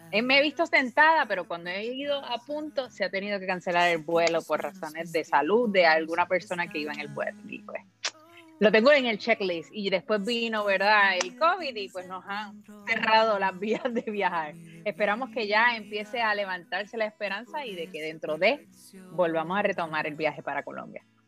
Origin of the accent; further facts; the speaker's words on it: Puerto Rico; yo soy una boricua de pura cepa, así que soy de la isla del encanto, ah, de Puerto Rico